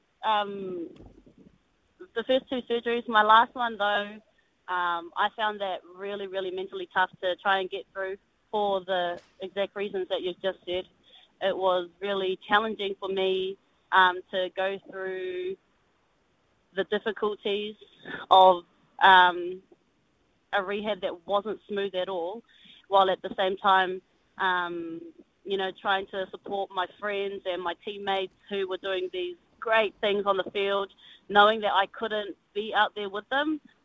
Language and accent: English; Omaio, Bay of Plenty, New Zealand; I'm from Umayo